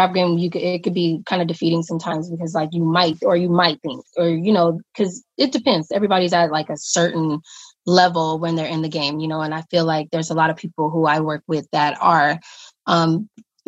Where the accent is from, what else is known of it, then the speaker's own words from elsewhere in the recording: Compton, California, United States; I'm born and raised in Compton, California.